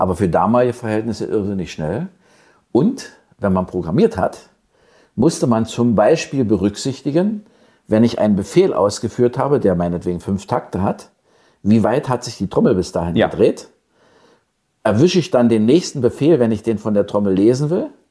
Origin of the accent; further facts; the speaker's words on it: Senftenberg, Brandenburg, Germany; also born or lived in Brieske / Bad Liebenwerda / Elsterwerda; Aber Senftenberg war eigentlich meine Heimat, wo ich groß geworden bin, bis zur siebten Klasse